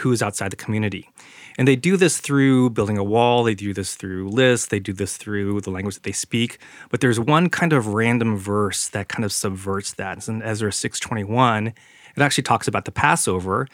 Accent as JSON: {"language": "English", "town": "San Jose", "region": "California", "country": "United States", "tie": "born or raised there", "said": "We grew up in San Jose"}